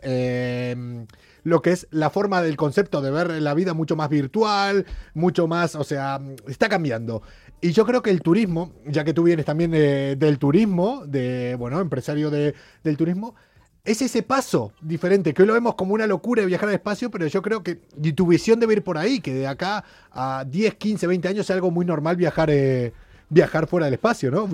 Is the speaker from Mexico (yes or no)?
no; Argentina; yo soy argentino